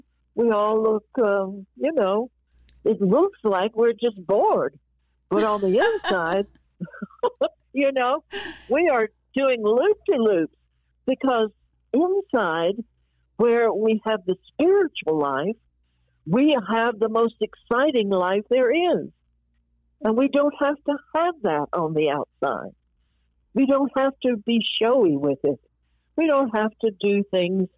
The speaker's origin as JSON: {"language": "English", "region": "New York", "country": "United States", "said": "I was from New York"}